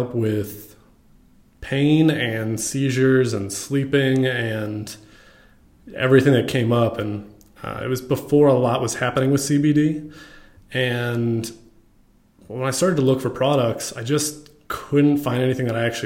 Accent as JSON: {"language": "English", "town": "Dallas", "region": "Texas", "country": "United States", "tie": "born or raised there", "also_born_or_lived": "Racine, Wisconsin / Plano, Texas", "said": "When I was young. I think I was 8. When I moved to Plano and then Dallas shortly after that. So I've kind of been in Dallas most of my life"}